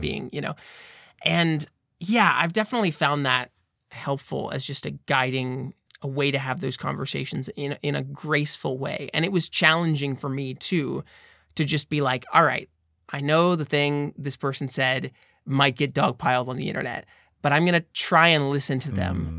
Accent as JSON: {"language": "English", "country": "United States", "said": "I'm from America."}